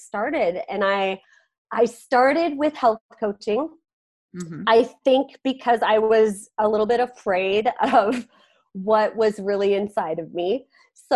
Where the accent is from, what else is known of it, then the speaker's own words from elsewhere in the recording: Carrington, North Dakota, United States; also born or lived in Fargo, North Dakota; I grew up in Carrington, North Dakota